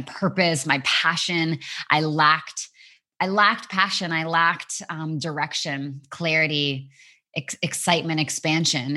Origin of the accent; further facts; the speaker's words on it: Vancouver, British Columbia, Canada; moved away as an adult; also born or lived in England; Vancouver, my hometown